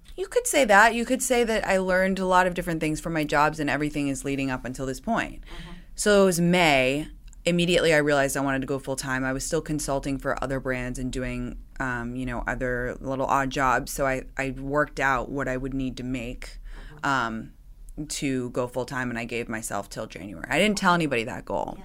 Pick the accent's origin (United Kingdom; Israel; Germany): United Kingdom; London; moved away as an adult; now in United States; I grew up in London